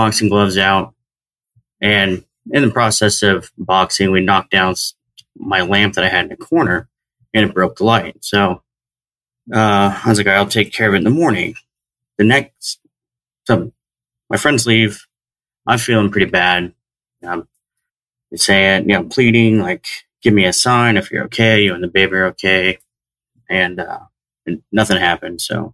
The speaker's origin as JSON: {"language": "English", "region": "Southern Oregon", "country": "United States", "tie": "born or raised there", "moved": "as an adult", "said": "I grew up in Southern Oregon"}